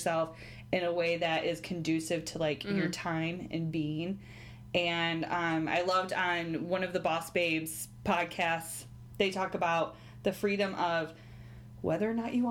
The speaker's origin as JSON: {"language": "English", "region": "Southeast Michigan", "country": "United States", "lives_now": "Ann Arbor, United States", "said": "I'm originally from the Southeast Michigan area, just not Ann Arbor specifically."}